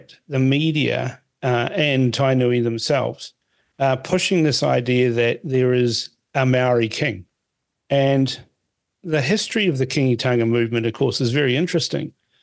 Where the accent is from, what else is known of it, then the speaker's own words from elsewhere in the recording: Fiji; now in New Zealand; I was born in Fiji. I'm a Kaiwiti